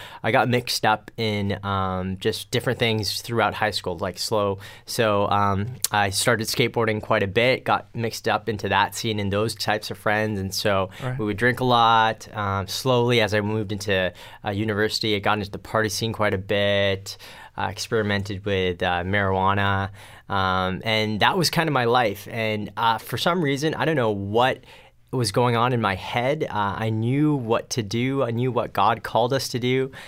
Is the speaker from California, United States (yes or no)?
yes; Pasadena, California, United States; now in Richmond, Canada; I'm actually from California, so Pasadena, California was where I was born, and we moved out here to Richmond, BC about 1992